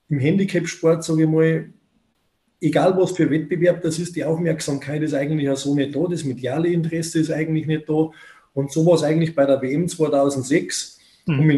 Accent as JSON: {"language": "German", "region": "Bavaria", "country": "Germany", "said": "Bei uns in Bayern sagt man der Pfundskerl, gell?"}